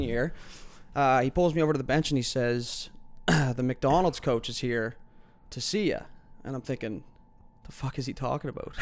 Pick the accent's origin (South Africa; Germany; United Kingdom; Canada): Canada; Halifax, Nova Scotia; growing up in Fairview